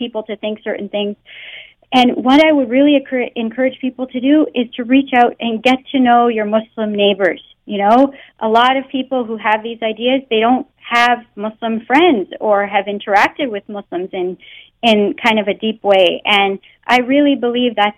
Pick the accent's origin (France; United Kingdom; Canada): Canada; born or raised there; first language English